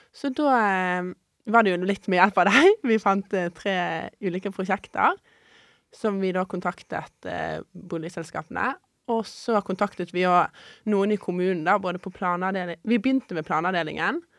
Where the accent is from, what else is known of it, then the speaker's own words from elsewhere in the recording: Bergen, Vestland, Norway; Og dette var i Bergen, og jeg er fra Bergen, så da var det praktisk og ja.